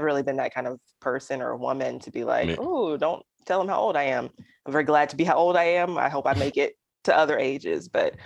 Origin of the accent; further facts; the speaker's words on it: Alabama, United States; my people as in Alabamians, my people as in poets, my people as in Southerners